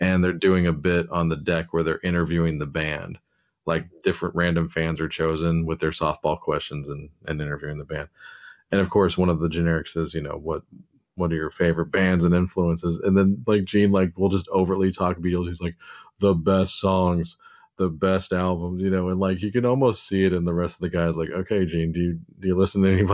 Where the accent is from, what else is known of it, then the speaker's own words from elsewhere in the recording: United States; being an American